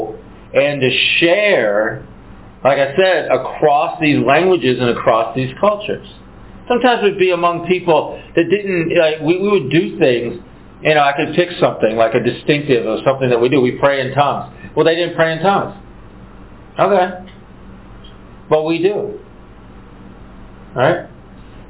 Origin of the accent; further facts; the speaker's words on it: United States; we're from America